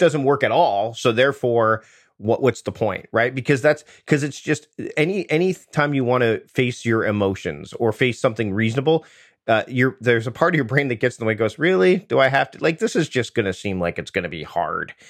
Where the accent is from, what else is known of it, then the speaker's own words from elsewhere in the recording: Southern Ontario near Toronto, Canada; I grew up in Southern Ontario near Toronto